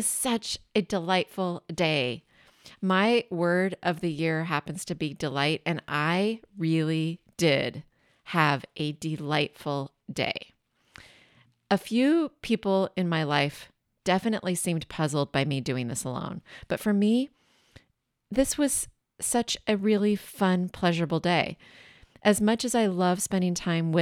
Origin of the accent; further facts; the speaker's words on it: Washington, United States; now in Bay Area, United States; I grew up in Washington State about maybe 90 minutes from a mountain